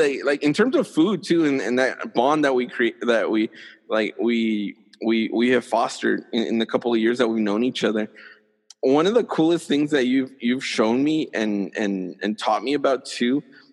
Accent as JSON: {"language": "English", "town": "El Paso", "region": "Texas", "country": "United States", "also_born_or_lived": "College Station", "moved": "as an adult"}